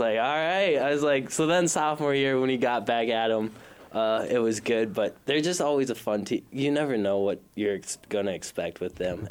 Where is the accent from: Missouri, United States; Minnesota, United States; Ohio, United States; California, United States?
Minnesota, United States; Minneapolis; I am from South Minneapolis, so short drive here. Um, grew up in South Minneapolis.